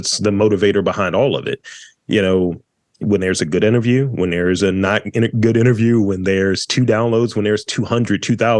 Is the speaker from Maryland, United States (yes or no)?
yes; Baltimore, Maryland, United States; when people ask, where are you from? Huh? I was like, from Baltimore. Even though I don't sound like it from what I've been told, I don't sound like I'm from Baltimore.